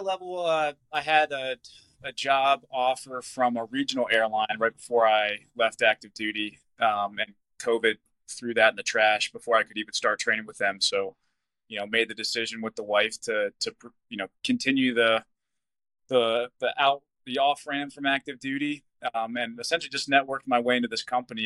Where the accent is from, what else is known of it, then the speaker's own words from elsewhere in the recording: Severna Park, Maryland, United States; also born or lived in Annapolis, Maryland / Denver; born in Annapolis. We moved from Annapolis um, up to Severna Park when I started first grade